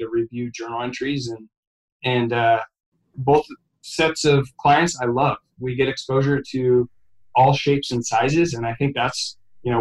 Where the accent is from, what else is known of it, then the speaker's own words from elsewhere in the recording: McMinnville, Oregon, United States; now in Portland, United States; my hometown of McMinnville, Oregon